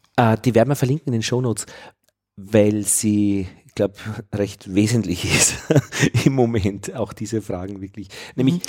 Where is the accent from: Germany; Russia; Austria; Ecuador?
Austria; Vienna; als Wiener